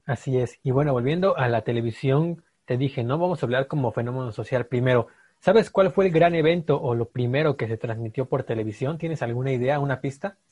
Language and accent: Spanish; Mexico; nosotros como mexicanos